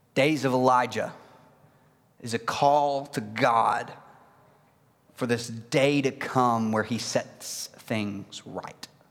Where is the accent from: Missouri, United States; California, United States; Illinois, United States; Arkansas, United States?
Arkansas, United States; Mineral Springs; I am from Mineral Springs, Arkansas